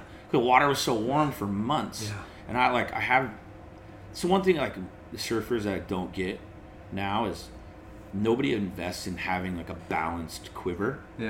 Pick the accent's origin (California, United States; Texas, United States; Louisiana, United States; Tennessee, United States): California, United States; San Diego; I lost a couple of Charger fan customers because I'm from San Diego. I was a diehard Charger fan.